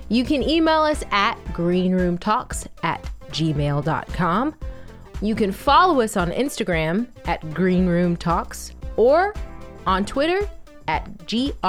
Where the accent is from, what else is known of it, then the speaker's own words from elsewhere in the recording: Atlanta, Georgia, United States; moved away as an adult; also born or lived in Orlando, Florida; I am from Atlanta, Georgia, originally. I lived in Orlando, Florida for 5 years.